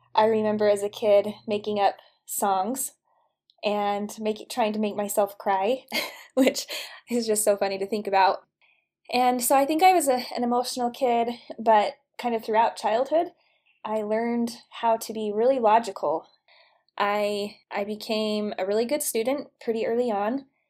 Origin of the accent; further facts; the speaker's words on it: St. George, Utah, United States; I grew up in St. George, Utah